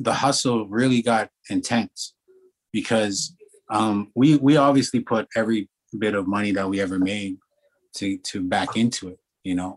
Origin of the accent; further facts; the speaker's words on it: Alberta, Canada; we're from Hobie, Alberta